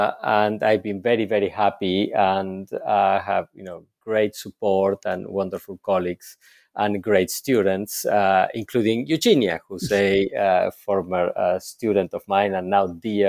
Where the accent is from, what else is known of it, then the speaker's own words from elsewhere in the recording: Argentina; So I was born and raised in Argentina, and I had a first professional career as a clinical psychologist.